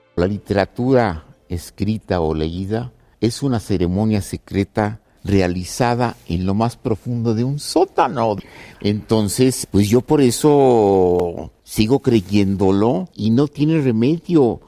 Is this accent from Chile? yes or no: no; Ciudad Juárez, Chihuahua, Mexico; moved away; Nací en Ciudad Juárez, me marcó la relación con los norteamericanos, lo que era sacar en aquel tiempo el pasaporte, la visa y luego me fui a Chihuahua a estudiar con los jesuitas